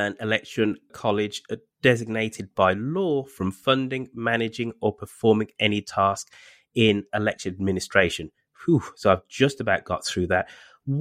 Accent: United Kingdom; moved away as an adult; now in United States; as a Brit, an American in training

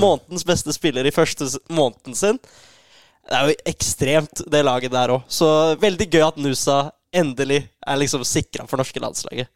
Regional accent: Oslo, Norway; Jeg er jo fra Oslo

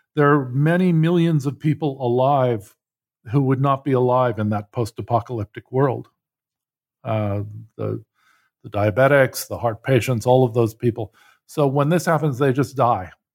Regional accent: United States; I grew up in Cold War U S

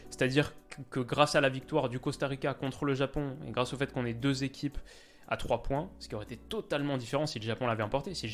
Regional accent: Canada; Là, je crois qu'on a vu deux choses quand on est canadien.

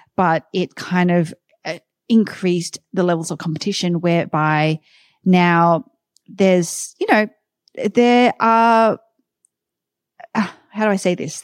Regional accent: Sydney, New South Wales, Australia; moved away as an adult; also born or lived in New York, United States; now in Austin, United States; Sydney, Australia is where I'm originally from

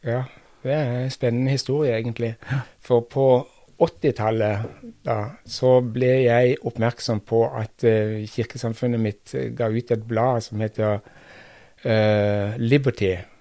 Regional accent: Kristiansand, Agder, Norway; moved away; jeg kommer fra Kristiansand, altså ganske nær sentrum i, i byen

